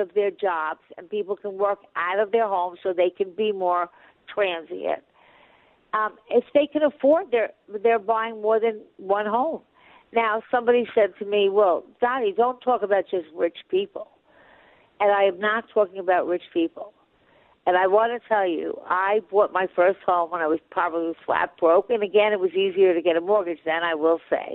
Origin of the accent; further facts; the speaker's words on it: Long Island, New York, United States; I grew up on Long Island.